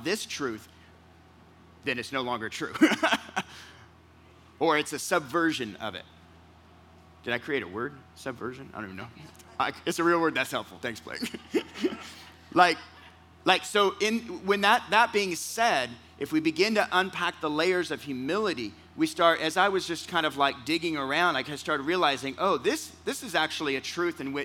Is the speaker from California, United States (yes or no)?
yes; California, United States; I'm from California.